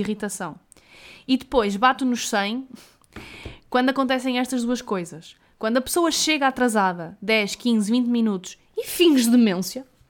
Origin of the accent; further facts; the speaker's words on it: the North, Northern Portugal, Portugal; nós somos do Norte